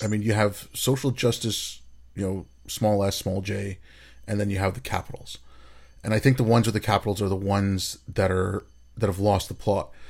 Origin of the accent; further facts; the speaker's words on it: Hyderabad, Telangana, India; in Hyderabad, that's where I grew up at Hyderabad in India. That's where I was born